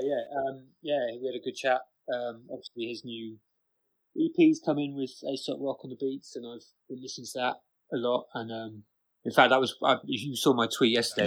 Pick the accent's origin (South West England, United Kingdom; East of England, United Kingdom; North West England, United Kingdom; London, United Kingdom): South West England, United Kingdom; Bristol; moved away as an adult; also born or lived in rural Ireland; now in Ireland; I'm from Bristol, but at the moment I'm living in fucking rural Ireland.